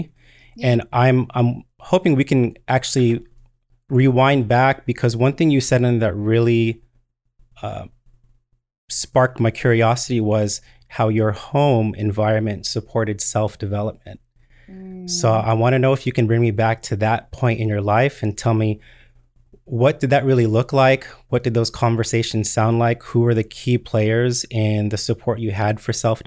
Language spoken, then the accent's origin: English; Bay Area, California, United States; moved away as an adult; I am originally from the Bay Area.